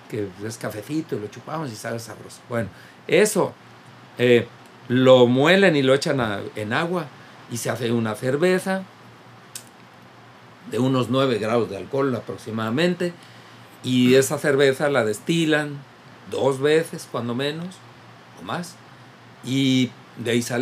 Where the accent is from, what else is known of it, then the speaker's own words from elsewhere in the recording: Tamaulipas, Mexico; yo soy el machicho de todos aquí, registra en mi tierra de Tamaulipas.